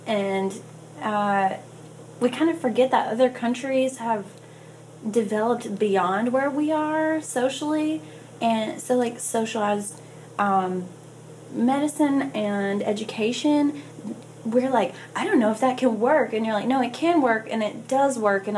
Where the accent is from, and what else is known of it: Alabama, United States; born or raised there; now in Nashville, United States